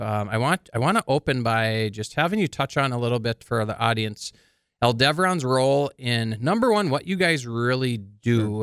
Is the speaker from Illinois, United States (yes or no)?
no; Carrington, North Dakota, United States; Michael and I are actually from the same hometown, Carrington, North Dakota.